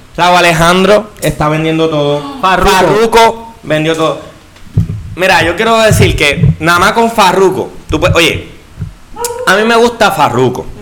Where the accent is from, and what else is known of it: Puerto Rico